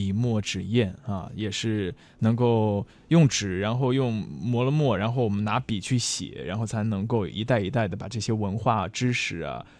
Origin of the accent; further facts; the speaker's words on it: Anhui, China; 感受到了来自我的家乡安徽非常具有历史悠久的这个传统文化，